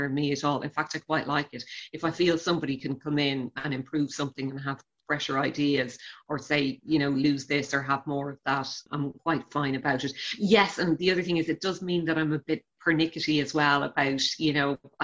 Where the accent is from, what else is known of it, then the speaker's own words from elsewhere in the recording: Shannon, Munster, Ireland; moved away as an adult; now in Dublin, Ireland; I'm from Shannon. Six Mile Bridge is only about 5 miles out the road.